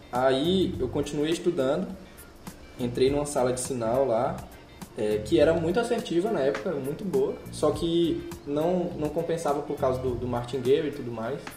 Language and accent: Portuguese; Northeast Region, Brazil; eu também sou do Nordeste